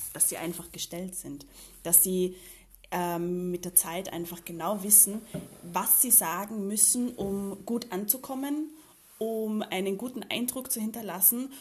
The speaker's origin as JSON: {"language": "German", "region": "Vienna", "country": "Austria", "tie": "born or raised there", "also_born_or_lived": "Germany", "moved": "yes", "said": "Ich bin ja hier geboren"}